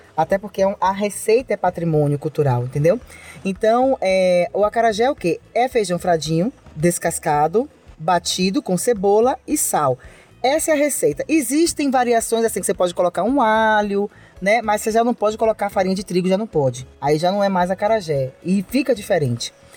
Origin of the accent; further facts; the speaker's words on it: Salvador, Bahia, Brazil; Eu sou baiana e eu sou uma baiana apaixonada pela Bahia